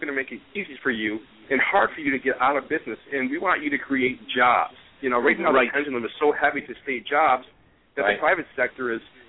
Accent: New York, United States; born and raised in New York State.

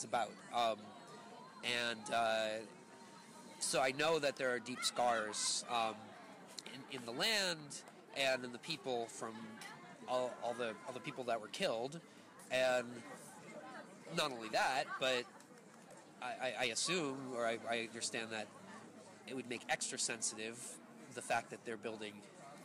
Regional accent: California, United States; I'm from California

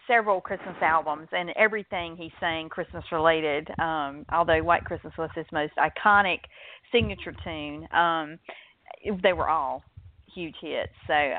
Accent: the South, United States; I'm from the South, so I'm right in the heart of comfort food country.

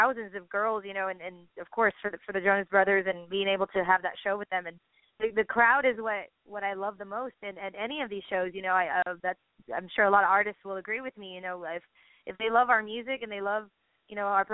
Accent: San Benito, Texas, United States; my hometown, San Benito, where I was, you know, originally born and raised

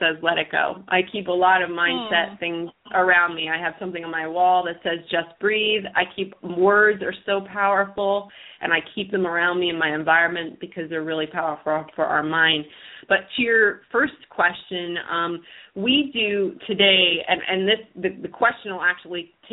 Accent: United States; We're from the New York, New Jersey area. And, I grew up with a lot of friends and families that are Italian

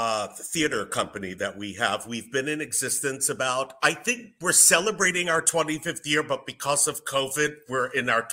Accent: Massapequa, New York, United States; I'm from Long Island

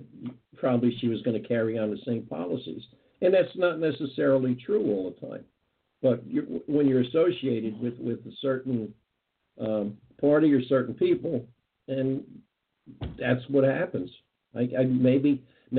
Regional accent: United States; We're Americans. We're taxpayers. We're American citizens.

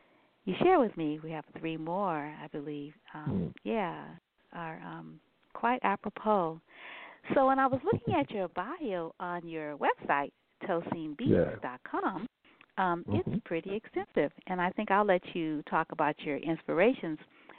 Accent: Nigeria; And of course, you know, growing up in Nigeria, you know, with a dad who was a connoisseur in music

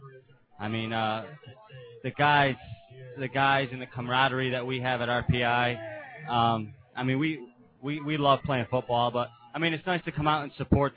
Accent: Amsterdam, New York, United States; I'm from Amsterdam.

